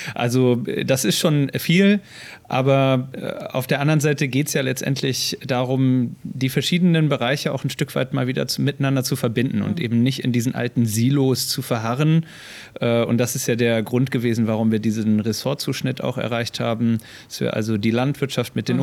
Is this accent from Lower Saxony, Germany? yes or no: yes; near the inner-German border, Lower Saxony, Germany; moved away as an adult; also born or lived in Bremen; now in Schleswig-Holstein, Germany; ich bin in der Nähe ähm, von der innerdeutschen Grenze aufgewachsen in Niedersachsen